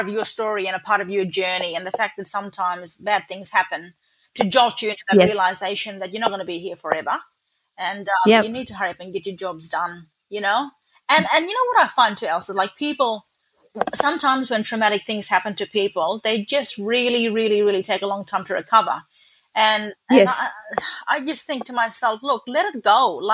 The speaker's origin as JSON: {"language": "English", "town": "Kununurra", "region": "Western Australia", "country": "Australia", "tie": "born or raised there", "also_born_or_lived": "Halls Creek / West Kimberley", "said": "I pretty well grew up in Cunanarra, and this is where I've spent"}